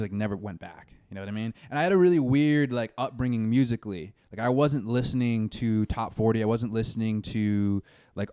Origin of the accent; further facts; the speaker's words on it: Boston, Massachusetts, United States; also born or lived in New Hampshire; I'm from Boston.